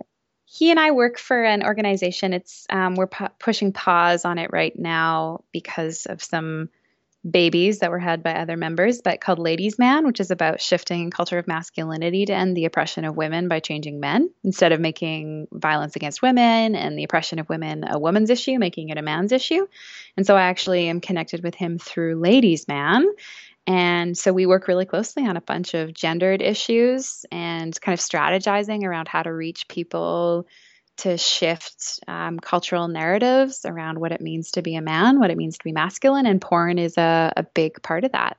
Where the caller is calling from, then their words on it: Vancouver, British Columbia, Canada; I'm calling from Vancouver. So, I live